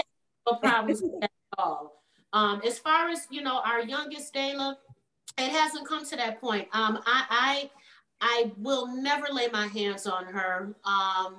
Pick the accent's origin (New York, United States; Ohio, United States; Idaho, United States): New York, United States; Buffalo; moved away; we're from Buffalo. So my son's dad lives in Buffalo